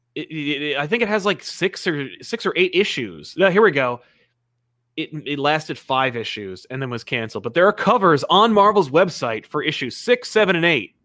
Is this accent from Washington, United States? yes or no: no; New Jersey, United States; I'm, I'm from Jersey